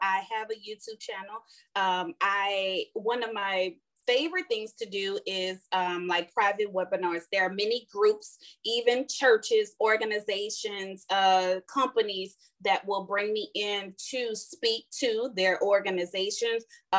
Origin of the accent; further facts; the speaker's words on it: New Orleans, Louisiana, United States; also born or lived in California / Houston; because we're from New Orleans, we went from New Orleans to California and California to Houston